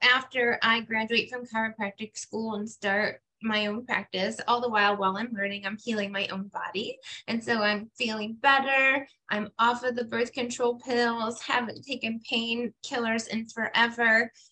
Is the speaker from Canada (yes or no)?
no; Finger Lakes, upstate New York, United States; where I grew up in the Finger Lakes in upstate New York